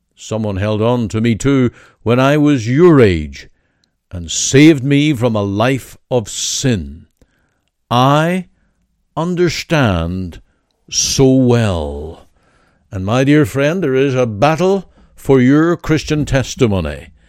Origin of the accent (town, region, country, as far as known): Canada